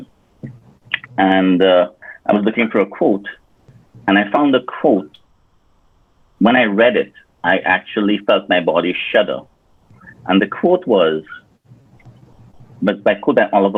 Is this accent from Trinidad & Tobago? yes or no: yes; Point Fortin, Trinidad & Tobago; moved away as an adult; also born or lived in United States; I was raised in Trinidad and Tobago, in one of the villages called Point Fortin